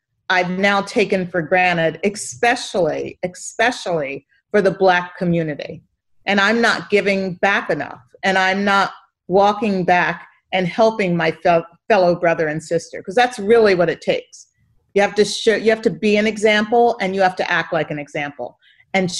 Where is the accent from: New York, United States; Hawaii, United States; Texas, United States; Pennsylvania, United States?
Pennsylvania, United States; Philadelphia; I come from Philadelphia. That's born and raised